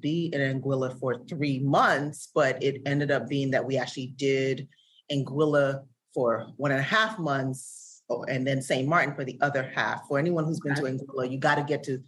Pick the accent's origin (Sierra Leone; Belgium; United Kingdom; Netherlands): Sierra Leone; now in United States; I'm originally from Sierra Leone